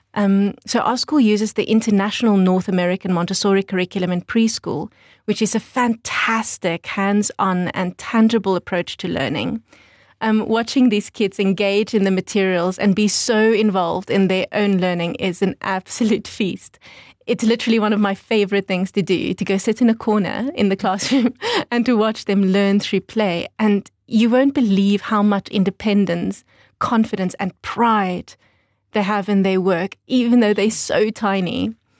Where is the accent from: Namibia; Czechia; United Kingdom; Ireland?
Namibia; Windhoek, Khomas; also born or lived in New Zealand; I grew up in Windhoek